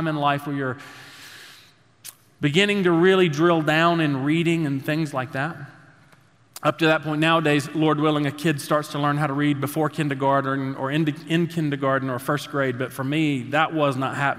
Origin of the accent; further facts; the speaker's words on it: Statesville, North Carolina, United States; we grew up there in Statesville.